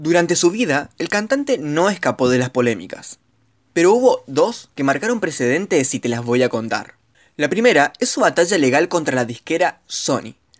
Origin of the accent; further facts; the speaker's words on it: Argentina; argentino, estudiante de comunicación social